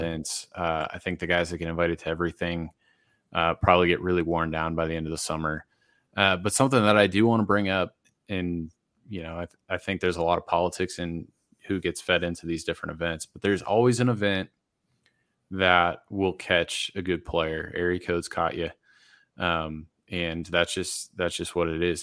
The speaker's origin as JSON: {"language": "English", "region": "Massachusetts", "country": "United States", "tie": "born or raised there", "moved": "yes", "lives_now": "Denver area, United States", "said": "I grew up in Massachusetts"}